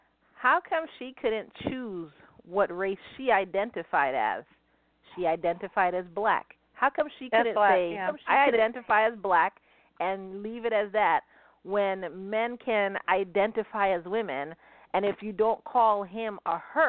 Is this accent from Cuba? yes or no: no; Argentina; you know, I'm from Argentina. You know, my mother's from Argentina. So, you know, I do have the Argentinian flag, but I do have the Japanese flag.